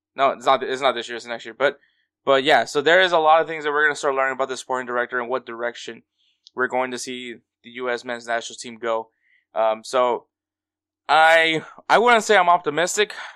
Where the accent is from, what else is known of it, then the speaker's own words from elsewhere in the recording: Houston, Texas, United States; also born or lived in Los Angeles; I was born in L A, And then at eleven months, ye, eleven months old, I moved here to Houston and I grew up in Houston